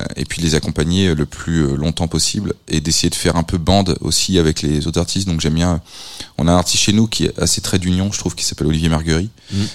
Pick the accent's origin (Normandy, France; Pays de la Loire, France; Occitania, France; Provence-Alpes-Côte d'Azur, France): Pays de la Loire, France; Nantes; je suis nantais